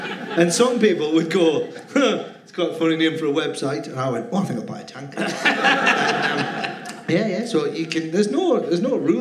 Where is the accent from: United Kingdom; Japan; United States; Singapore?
United Kingdom; Cramlington, North East England; also born or lived in Newcastle upon Tyne; I grew up in Cramlington